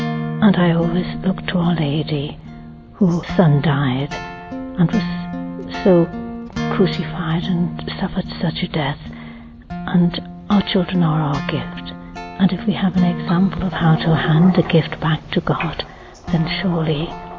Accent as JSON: {"language": "English", "country": "United Kingdom", "said": "I'm from the United Kingdom."}